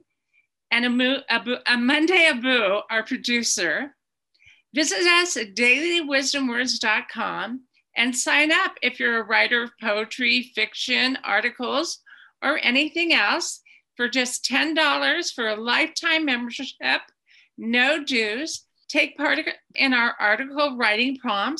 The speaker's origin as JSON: {"language": "English", "country": "Ireland", "said": "I'm Irish"}